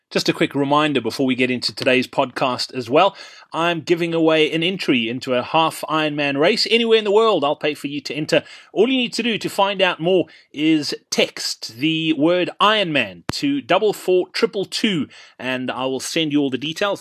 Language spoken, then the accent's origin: English; Virginia, Free State, South Africa; I grew up in the Free State as well. Funnily enough, uh, in in, really? a, in, a, little town called Virginia